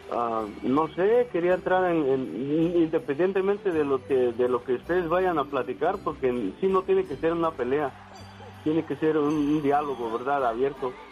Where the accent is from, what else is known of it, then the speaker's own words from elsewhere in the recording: Guerrero, Mexico; yo soy de Guerrero.